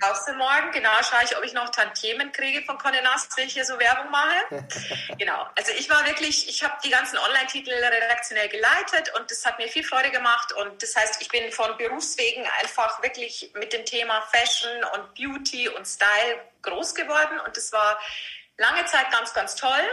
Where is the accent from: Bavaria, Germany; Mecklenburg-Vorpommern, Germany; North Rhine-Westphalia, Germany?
Bavaria, Germany; Vilshofen; accent: Lower Bavarian rolled R; moved away as an adult; also born or lived in Passau; now in Munich, Germany; ich bin ein niederbayerisches Pflänzchen, was man bestimmt an meinem äh, rollenden R ähm, gut hören kann. Ja. Ich bin aus Vilsbofen ursprünglich